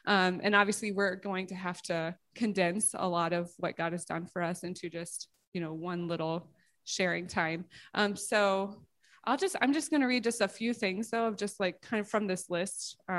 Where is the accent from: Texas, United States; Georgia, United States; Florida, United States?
Georgia, United States; I grew up in the South, which usually surprises people. I'm like an undercover Southerner. I don't have the accent.